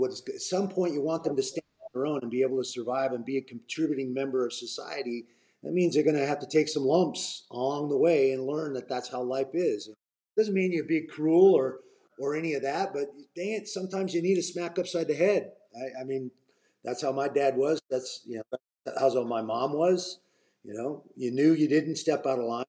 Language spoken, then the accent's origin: English; Portland, Oregon, United States; first time fighting in my hometown up in Portland